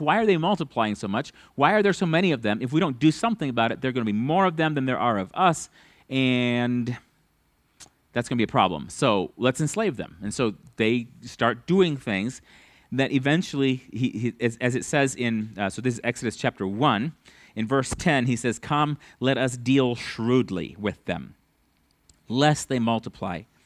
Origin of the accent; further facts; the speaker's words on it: United States; as an American